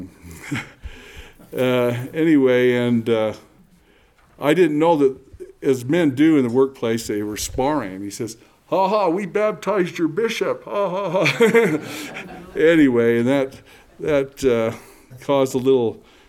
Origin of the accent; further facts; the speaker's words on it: Provo, Utah, United States; also born or lived in Lehi, Utah; I'm a native Utah. In fact, I was born in Lehigh, about 8 miles away. And then our parent and my family moved to Provo